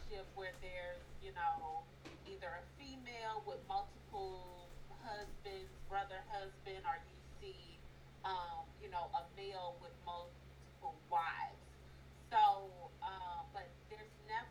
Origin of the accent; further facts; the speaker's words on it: St. Louis, Missouri, United States; I'm from St. Louis, and I am a comedian